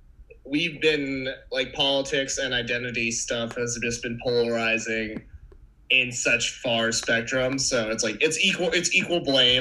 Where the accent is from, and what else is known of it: Maine, United States; born or raised there